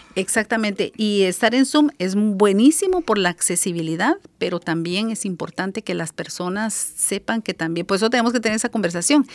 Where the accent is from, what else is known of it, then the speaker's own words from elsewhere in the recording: Guatemala; moved away as an adult; now in Seattle, United States; en mi país, soy de Guatemala